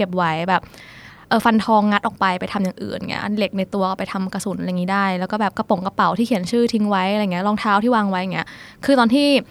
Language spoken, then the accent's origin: Thai; Thailand; also born or lived in Netherlands; เราเป็นคนไทย